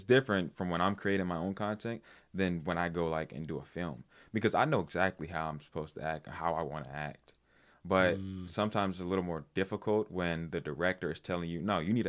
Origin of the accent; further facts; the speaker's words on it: Washington, District of Columbia, United States; Well, I mean, like, well, I'm from naturally from DC.